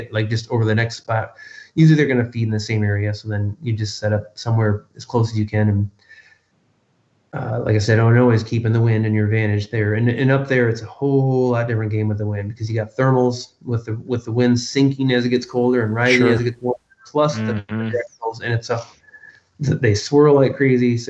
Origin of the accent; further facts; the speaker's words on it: Michigan, United States; I grew up in Michigan